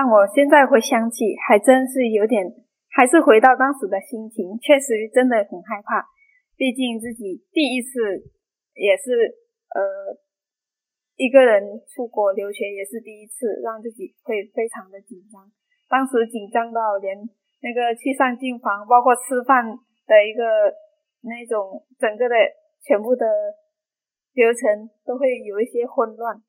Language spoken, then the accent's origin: Chinese; Myanmar; moved away as an adult; also born or lived in Taiwan; now in Chiayi, Taiwan; 我是来自缅甸的法师。